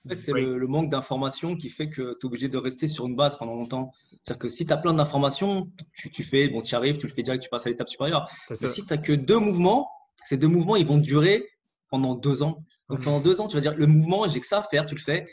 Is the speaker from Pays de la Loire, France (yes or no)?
no; Valenton, Île-de-France, France; moved away as an adult; now in Montreal, Canada; je viens de, Créteil à la base. En fait, je viens d'à côté de Créteil, de Valenton